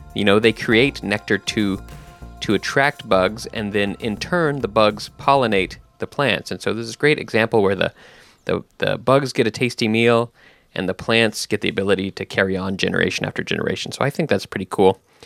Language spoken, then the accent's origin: English; Texas, United States; moved away; I grew up in Texas, and we have the blue bonnets there